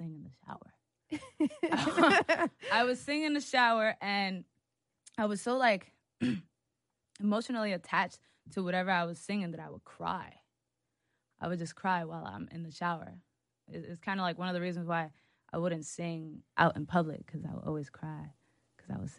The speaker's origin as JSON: {"language": "English", "town": "Hoboken", "region": "New Jersey", "country": "United States", "said": "I'm from Hoboken. Yes, it's a small town"}